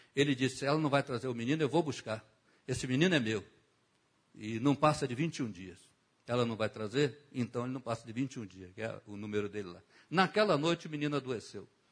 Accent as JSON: {"language": "Portuguese", "region": "Rio de Janeiro", "country": "Brazil", "tie": "born or raised there", "said": "eu fui criado em Bangu"}